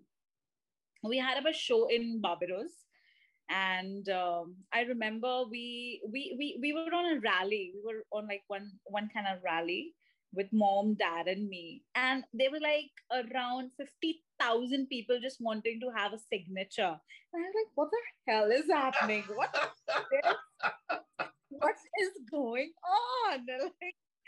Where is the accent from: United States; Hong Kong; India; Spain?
India; you being an Indian child